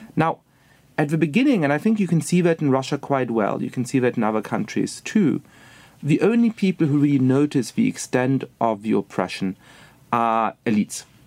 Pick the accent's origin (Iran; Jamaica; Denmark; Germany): Germany; moved away as an adult; also born or lived in England / Poland; now in United States; I was born and raised in Germany